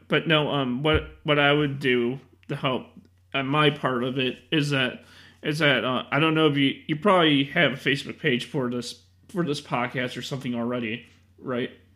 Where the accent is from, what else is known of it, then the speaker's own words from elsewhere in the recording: Chicago, Illinois, United States; I'm from Illinois